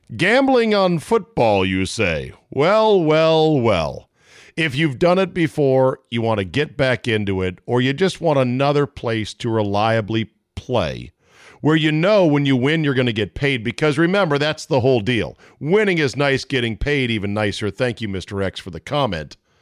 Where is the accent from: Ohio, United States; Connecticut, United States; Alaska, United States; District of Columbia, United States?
District of Columbia, United States; Washington; Washington, D C, my hometown